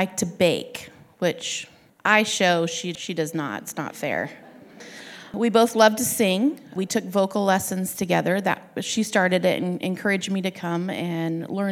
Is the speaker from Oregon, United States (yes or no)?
yes; Sandy, Oregon, United States; I'm from Sandy, Oregon